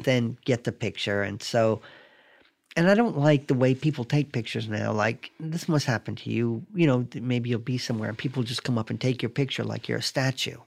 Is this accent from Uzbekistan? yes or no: no; Raleigh, North Carolina, United States; moved away; also born or lived in Binghamton, New York; I grew up in Raleigh